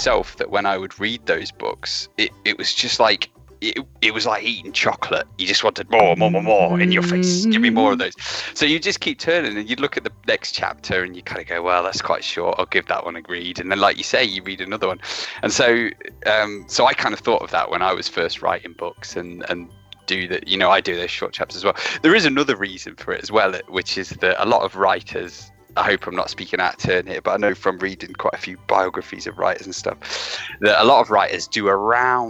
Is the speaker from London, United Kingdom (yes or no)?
no; Derby, East Midlands, United Kingdom; I come from Derby, so I live in the Midlands. I live sort of on my way to Nottingham now